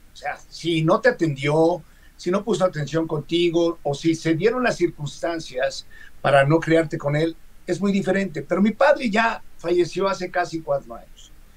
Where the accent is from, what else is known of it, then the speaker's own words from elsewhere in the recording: Mexico; Somos mexicanos